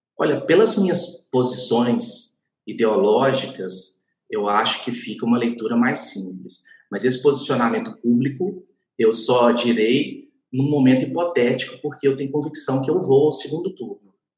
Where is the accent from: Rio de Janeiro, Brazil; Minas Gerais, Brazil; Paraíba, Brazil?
Minas Gerais, Brazil; como bom mineiro